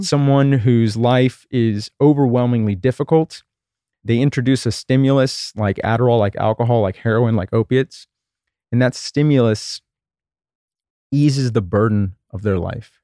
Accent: Texas, United States; I grew up in Texas in the nineteen eighties

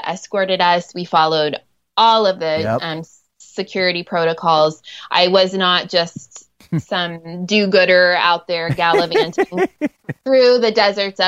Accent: Ohio, United States; first language English; moved away as an adult; also born or lived in Nairobi, Kenya; I grew up in Ohio and I'm a school teacher.

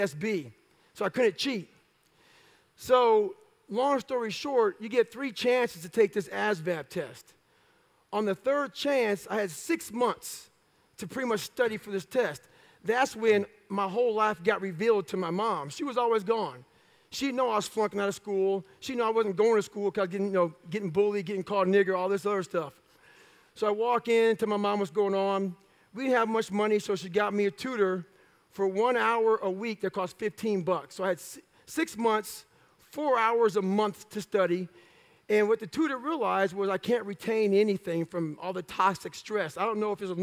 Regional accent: Brazil, Indiana, United States; So we moved from Brazil, Indiana to Annapolis, Indiana

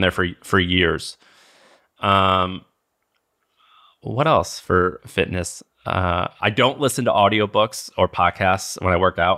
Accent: Missouri, United States; I grew up in Missouri

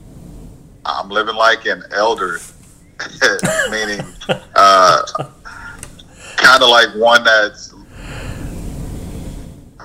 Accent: Texarkana, Arkansas, United States; moved away as an adult; also born or lived in Mississippi / Midwest; now in Dallas, United States; Mississippi is where I was born, and I grew up in Texarkana, Arkansas

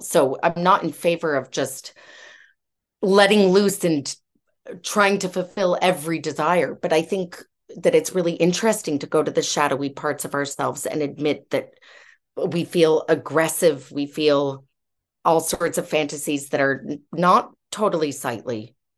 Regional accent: United States; now in United Kingdom; I'm American by background, but I've lived here for a long time

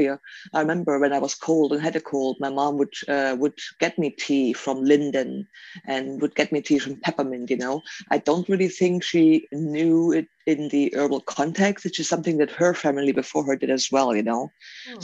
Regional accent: Germany; now in Auburn, United States; growing up in Germany, my mom and dad, my family, my dad family, they didn't really do anything with herbalism at all

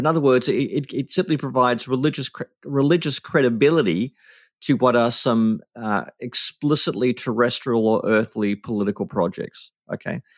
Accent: Australia

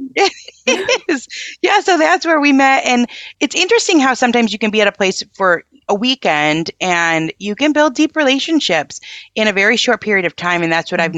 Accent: Michigan, United States; I'm from Michigan and we're not far, like an hour

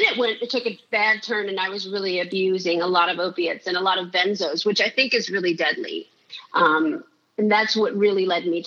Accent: San Francisco, California, United States; born or raised there

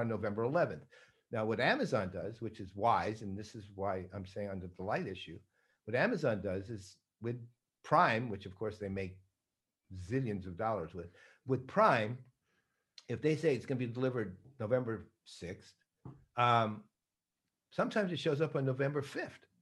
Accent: New York, United States; moved away; I'm born and raised in New York

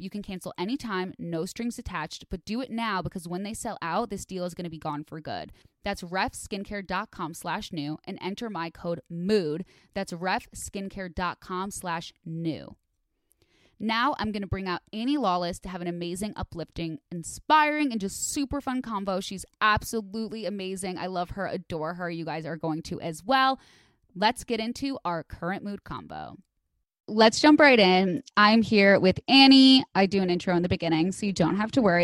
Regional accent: Midwest, United States; I grew up in the Midwest

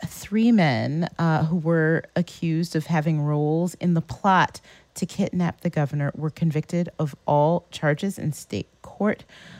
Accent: Michigan, United States; growing up in Michigan

